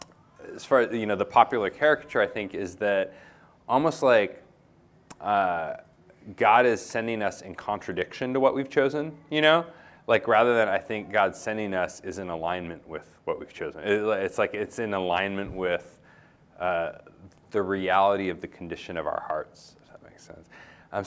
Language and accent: English; United States; being an American